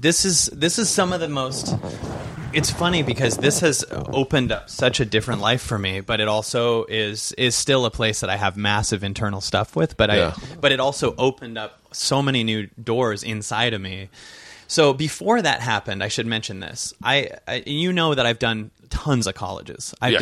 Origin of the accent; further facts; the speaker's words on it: Seattle, Washington, United States; And I'm from Seattle, so there was a lot of me feeling this week.